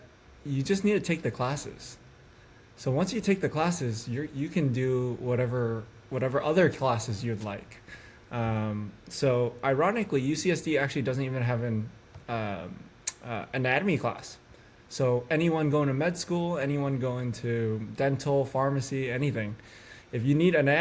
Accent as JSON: {"language": "English", "region": "Northern California", "country": "United States", "tie": "born or raised there", "said": "I was born and raised in Northern California"}